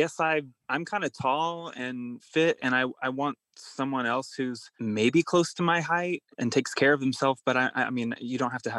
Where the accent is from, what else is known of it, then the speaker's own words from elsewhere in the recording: Kentucky, United States; moved away as an adult; also born or lived in Indiana; now in New York, United States; I grew up in Kentucky and I went to school in Indiana, like a pretty normal suburban life.